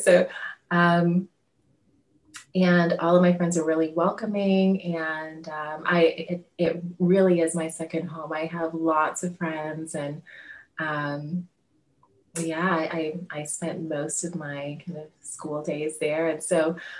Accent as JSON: {"language": "English", "town": "Chicago", "region": "Illinois", "country": "United States", "also_born_or_lived": "Rio de Janeiro, Brazil / China", "moved": "as an adult", "lives_now": "France", "said": "I'm from Chicago"}